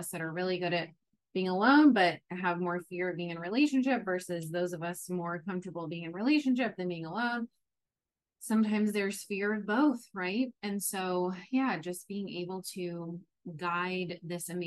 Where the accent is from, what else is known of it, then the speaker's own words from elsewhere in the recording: New York, United States; moved away as an adult; now in San Diego, United States; I'm from New York. I moved from New York to San Diego